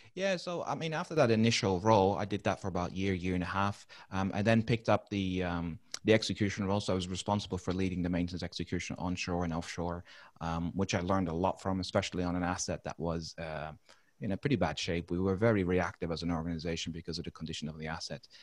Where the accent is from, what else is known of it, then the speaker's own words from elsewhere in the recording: Netherlands; English is a second language; moved away as an adult; also born or lived in United Kingdom / Philippines / Middle East; now in Brisbane, Australia; I'm not a native uh, English speaker, so I actually grew up and, and originated from from the Netherlands.